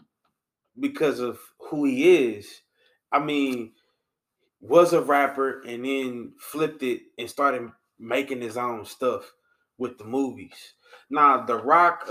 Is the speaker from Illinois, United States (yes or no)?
no; Louisiana, United States; we're from Louisiana